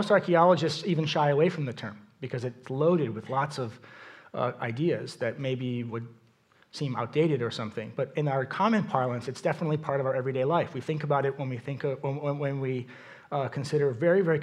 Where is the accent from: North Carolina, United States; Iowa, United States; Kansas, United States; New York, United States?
New York, United States; moved away as an adult; now in St. Louis, United States; I'm from New York. I grew up on the East Coast. I live in St. Louis now